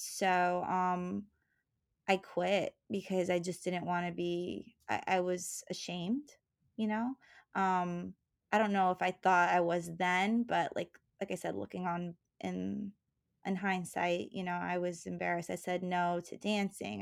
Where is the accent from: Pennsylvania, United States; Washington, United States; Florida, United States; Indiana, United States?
Florida, United States; Palm Bay; also born or lived in New Jersey / New York; I grew up in Palm Bay, Florida